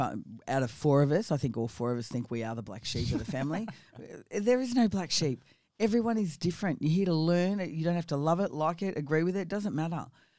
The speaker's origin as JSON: {"language": "English", "region": "Victoria", "country": "Australia", "tie": "born or raised there", "also_born_or_lived": "Geelong", "said": "I was born in Geelong in Victoria. I spent a lot of my time around the Latrobe Valley, so I was what we call a Maui girl."}